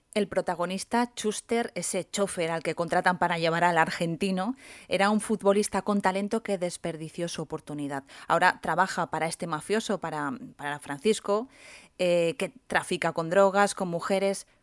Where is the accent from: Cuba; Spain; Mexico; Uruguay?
Spain; Candasnos, Aragon; en mi pueblo, en Candasnos